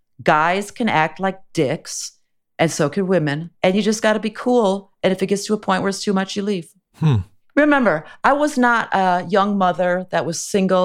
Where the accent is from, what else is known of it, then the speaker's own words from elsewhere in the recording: Canada; now in United States; I don't need health insurance. I'm Canadian. In Canada, it's paid for.